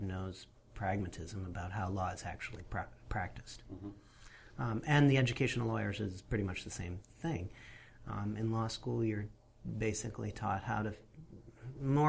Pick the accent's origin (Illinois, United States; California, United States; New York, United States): New York, United States; Western; moved away; also born or lived in Buffalo, New York; I was born in Buffalo, New York